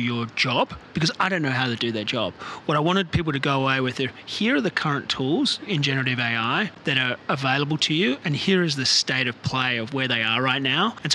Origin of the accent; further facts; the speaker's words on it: Australia; now in Bay Area, United States; I live in the Bay Area, California, so immersed in tech, and I'm originally from Australia. You can probably hear from my accent